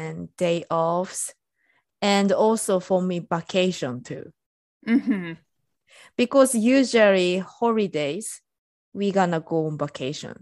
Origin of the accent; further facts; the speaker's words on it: Japan; now in United States; I'm Japanese and I'm living in US